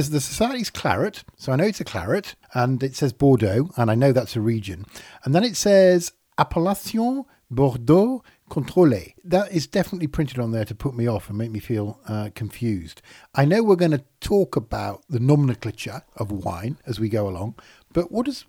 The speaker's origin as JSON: {"language": "English", "region": "Yorkshire and the Humber", "country": "United Kingdom", "said": "Rich, I might not sound it, but I am from Yorkshire"}